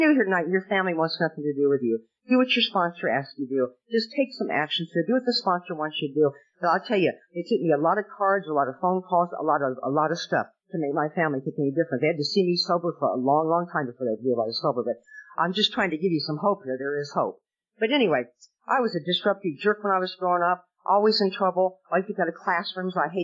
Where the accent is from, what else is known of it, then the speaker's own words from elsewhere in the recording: Nebraska, United States; now in Southern California, United States; when I was growing up in Nebraska